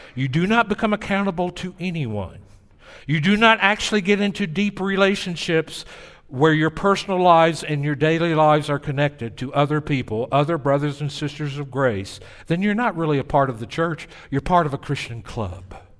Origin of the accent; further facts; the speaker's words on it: Tennessee, United States; accent: Southern; moved away as an adult; also born or lived in New Orleans; "Well, in Tennessee."